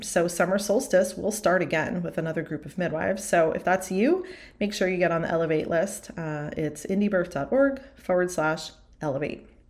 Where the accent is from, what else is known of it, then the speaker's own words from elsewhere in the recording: East Coast, United States; moved away as an adult; also born or lived in Arizona; now in Kentucky, United States; I grew up on the East Coast, went to college on the East Coast.